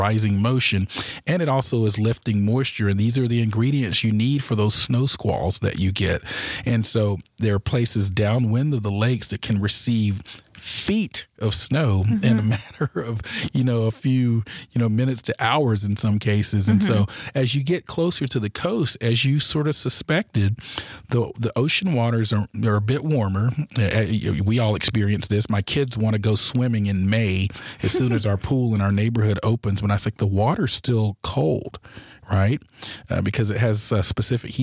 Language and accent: English; Georgia, United States; moved away as an adult; I was from Georgia